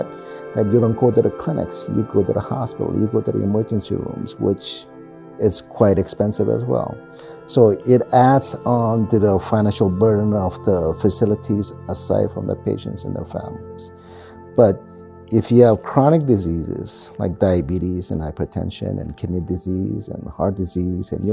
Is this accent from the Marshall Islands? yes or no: yes; Marshall Islands; now in Springdale, United States; all of us Marshallese